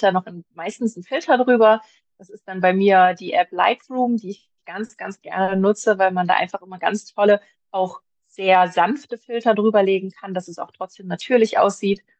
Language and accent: German; Magdeburg, Saxony-Anhalt, Germany; Ich komme aus Magdeburg